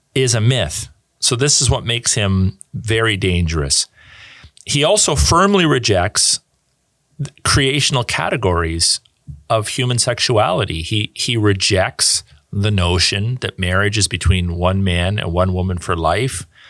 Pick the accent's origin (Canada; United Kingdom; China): Canada; as a Canadian